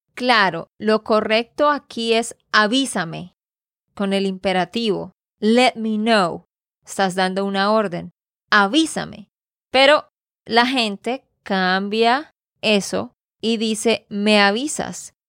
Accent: Santander, Colombia; de Santander, Colombia

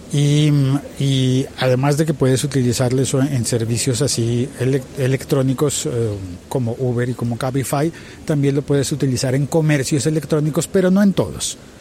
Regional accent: Colombia; mi país

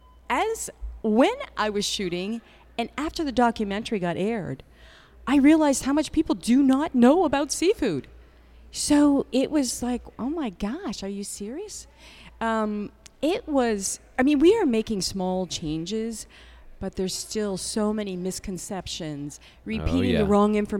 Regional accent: New Brunswick, Canada; moved away as an adult; now in New York, United States; I am from New Brunswick, Canada, you know, so I come back here. Atlantic Canadian seafood is in my blood.

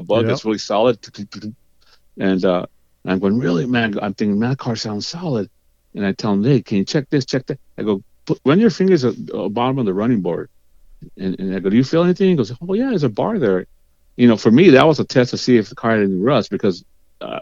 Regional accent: Huntington Park, California, United States; I was from Huntington Park

